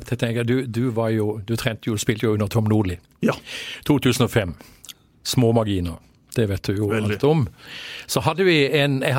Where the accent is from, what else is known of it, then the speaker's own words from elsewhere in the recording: Skien, Telemark, Norway; Vi er jo fra Skien begge to.